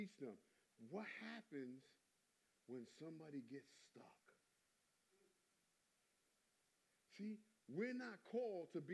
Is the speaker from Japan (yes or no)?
no; New York, United States; I come from New York